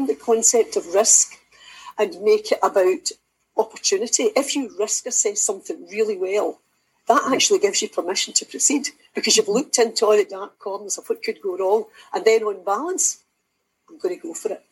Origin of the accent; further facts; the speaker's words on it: Kilwinning, Scotland, United Kingdom; also born or lived in Kilmarnock; I'm from Kilwinning, but I've lived in Kilmarnock for most of my life, so Ayrshire through and through